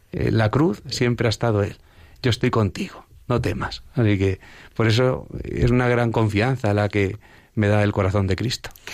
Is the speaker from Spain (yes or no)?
yes; Villaseca de la Sagra, Castilla-La Mancha, Spain; en una advocación de mi pueblo, que es la Virgen de las Angustias, en la que allí en, en, Villaseca de la Sagra, donde procedo